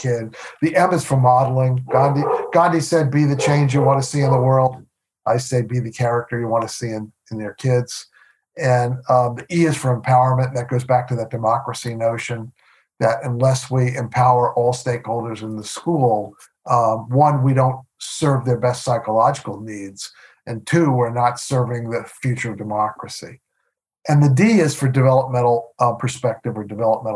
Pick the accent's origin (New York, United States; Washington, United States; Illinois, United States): New York, United States; moved away as an adult; also born or lived in Milwaukee; I grew up in New York.